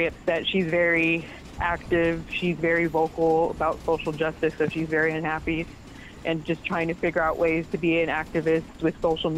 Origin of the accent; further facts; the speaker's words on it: North Carolina, United States; moved away; I'm from North Carolina.